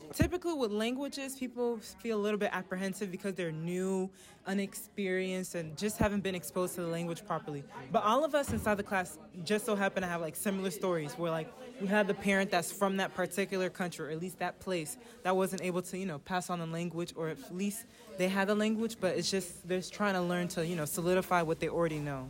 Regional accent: Decatur, Georgia, United States; a senior biology major, chemistry minor from Decatur, Georgia

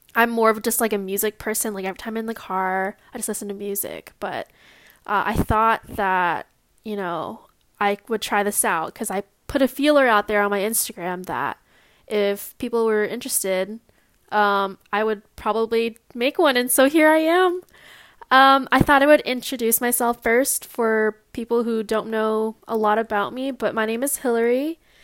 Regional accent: Long Beach, California, United States; I was born and raised in Long Beach, California.

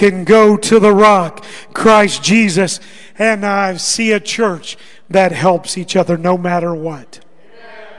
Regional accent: Arkansas, United States; moved away; I grew up in Arkansas

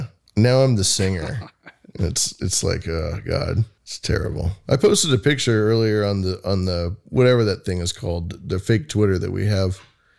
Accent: Bay Area, California, United States; I grew up in the Bay Area with Silicon Valley

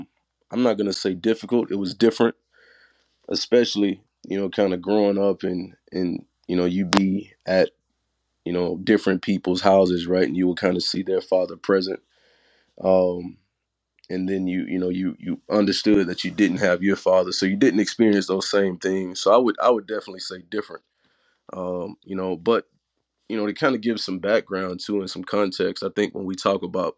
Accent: Tupelo, Mississippi, United States; Born and raised in Tupelo, Mississippi.

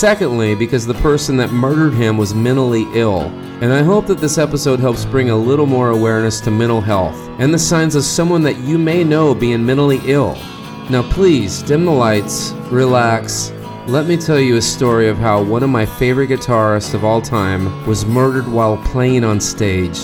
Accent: Fresno, California, United States; my hometown. Fresno

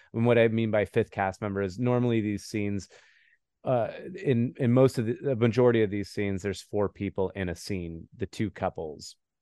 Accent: New Mexico, United States; moved away as an adult; now in Los Angeles, United States; I'm from New Mexico. I've been in L A for about twenty-five years. So, I just grew up in the desert.

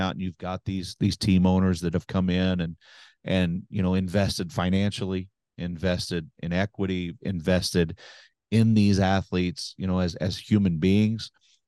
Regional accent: Oklahoma, United States; Oklahoma, obviously my home state

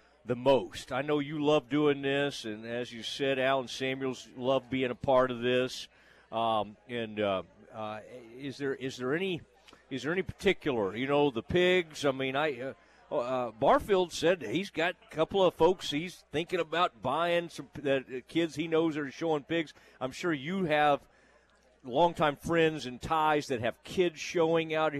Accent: Kaufman, Texas, United States; I grew up in Kaufman, Texas, which is a rodeo town

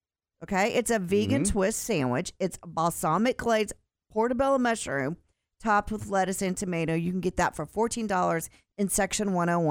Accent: Texas, United States; I'm from Texas

